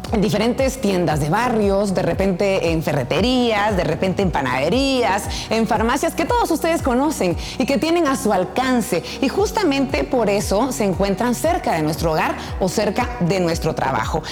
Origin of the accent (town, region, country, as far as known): Guatemala